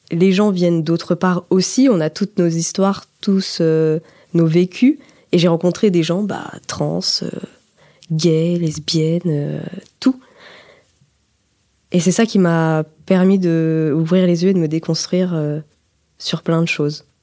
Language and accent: French; Auvergne-Rhône-Alpes, France; Je viens de Haute-Savoie, donc c'est un département euh, assez montagnard, campagnard.